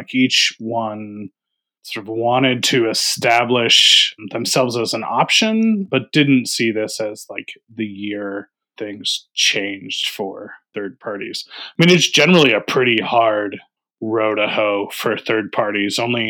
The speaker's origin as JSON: {"language": "English", "region": "Tennessee", "country": "United States", "tie": "born or raised there", "said": "including my home state of Tennessee."}